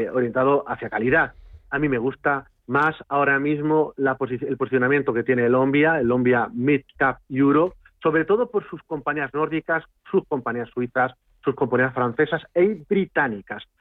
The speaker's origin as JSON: {"language": "Spanish", "region": "Castilla-La Mancha", "country": "Spain", "said": "y no soy gallego, he dicho que soy castellano manchego"}